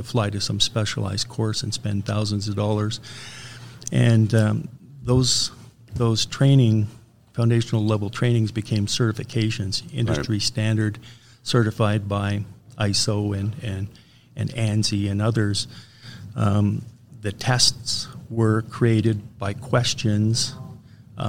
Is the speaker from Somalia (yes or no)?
no; Canada; I'm a Canadian